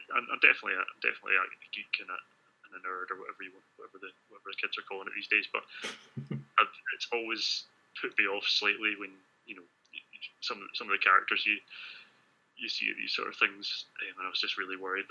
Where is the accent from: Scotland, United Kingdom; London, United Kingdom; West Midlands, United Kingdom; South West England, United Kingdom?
Scotland, United Kingdom; Glasgow; born or raised there